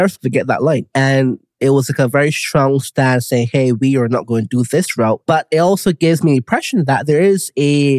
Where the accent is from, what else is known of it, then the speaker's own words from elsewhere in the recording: Barbados; where I'm from, Barbados